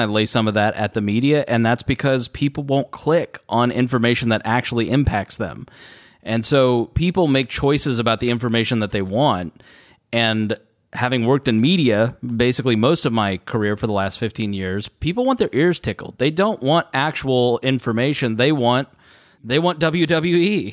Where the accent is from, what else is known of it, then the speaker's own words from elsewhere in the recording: Plainfield, Indiana, United States; I grew up in Plainfield